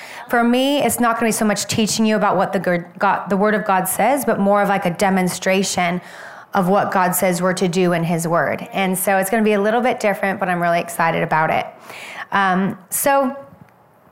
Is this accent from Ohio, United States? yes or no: no; Oregon, United States; moved away; I'm originally from Oregon